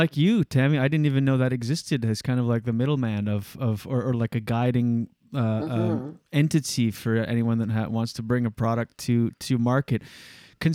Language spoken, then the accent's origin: English; New Brunswick, Canada; we're from New Brunswick.